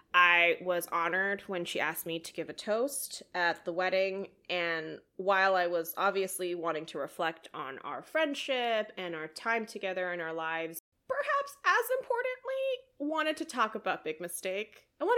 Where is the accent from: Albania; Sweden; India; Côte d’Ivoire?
India; As an Indian, as an extrovert, as a task-oriented person, and as somebody who just really enjoys being helpful, I came alive that day.